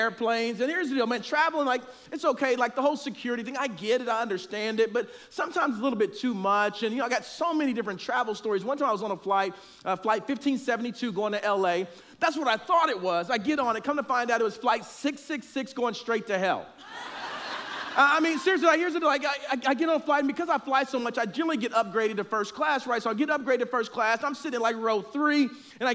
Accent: Oklahoma City, Oklahoma, United States; I am from Oklahoma City

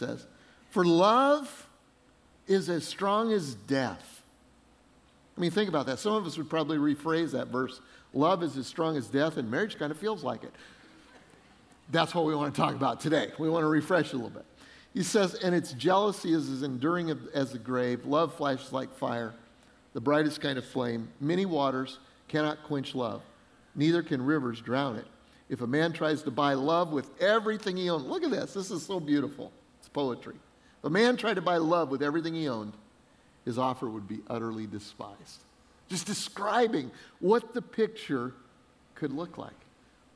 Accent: Denver, Colorado, United States; I grew up in Denver, Colorado

